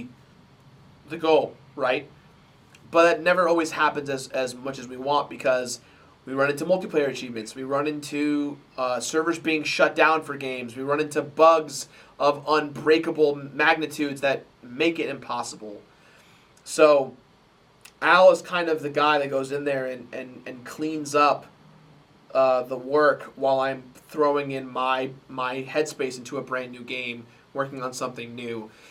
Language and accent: English; United States; I'm American